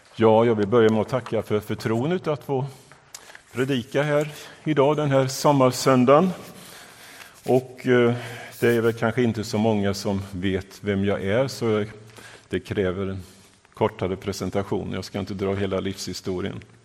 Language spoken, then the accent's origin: Swedish; Vimmerby area, northeastern Småland, Kalmar County, Sweden; moved away as an adult; also born or lived in southern Africa; now in Gothenburg, Sweden; Jag upple-, uppväxt i, eh, eh, Småland, i den nor-, nordöstra delen, i Vimmerby-trakten